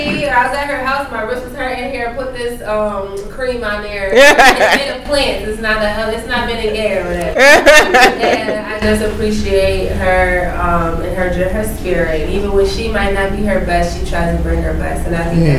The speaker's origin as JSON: {"language": "English", "town": "Syracuse", "region": "New York", "country": "United States", "said": "I'm from Syracuse"}